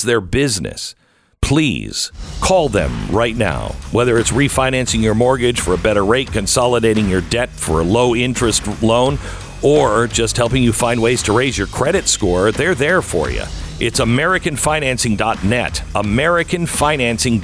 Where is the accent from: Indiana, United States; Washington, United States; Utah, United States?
Washington, United States; Mount Vernon; moved away; also born or lived in Seattle area; I grew up in Washington State. I grew up in Mount Vernon